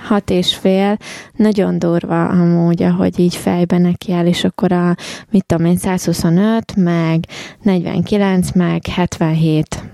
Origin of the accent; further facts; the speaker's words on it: Hungary; moved away; honnan származok? Magyarország